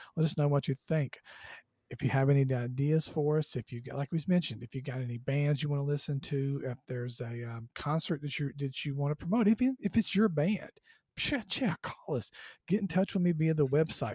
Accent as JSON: {"language": "English", "region": "Southwest Georgia", "country": "United States", "tie": "born or raised there", "said": "I grew up in Southwest Georgia"}